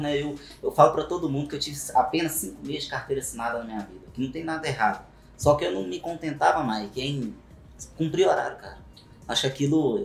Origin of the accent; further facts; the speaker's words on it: Belo Horizonte, Minas Gerais, Brazil; sou natural de Belo Horizonte também